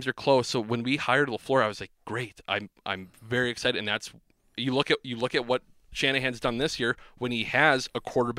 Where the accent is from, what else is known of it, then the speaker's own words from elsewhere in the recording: Superior, Wisconsin, United States; we grew up in Superior, Wisconsin, next to Duluth.